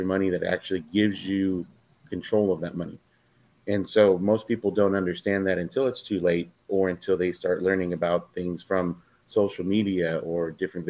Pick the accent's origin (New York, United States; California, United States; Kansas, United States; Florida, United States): California, United States; Fresno; I'm from Fresno, California, married